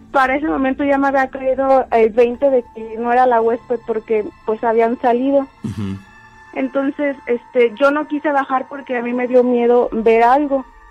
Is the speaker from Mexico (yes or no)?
yes; San Miguel de Allende, Guanajuato, Mexico; Yo soy de San Miguel de Allende